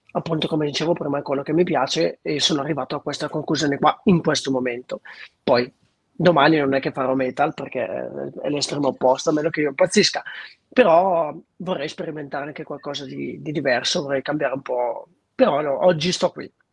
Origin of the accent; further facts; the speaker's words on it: Treviglio, Lombardy, Italy; nella mia città natale che è Treviglio